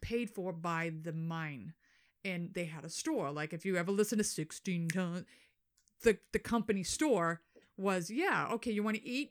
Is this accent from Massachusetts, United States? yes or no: yes; Boston, Massachusetts, United States; accent: Boston